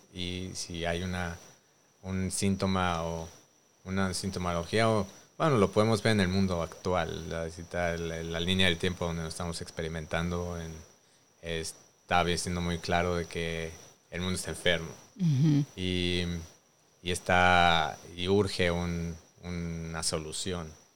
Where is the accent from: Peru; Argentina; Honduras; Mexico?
Mexico; Mexico City; moved away as an adult; Yo nací en Coyoacán, Ciudad de México, en la Gran Tenochtitlán